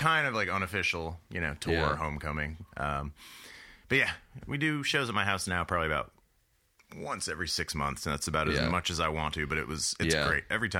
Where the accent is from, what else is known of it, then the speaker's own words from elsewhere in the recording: Connecticut, United States; also born or lived in Brooklyn, New York City; now in Athens, United States; I grew up in Connecticut. I was in Brooklyn for about 10 years.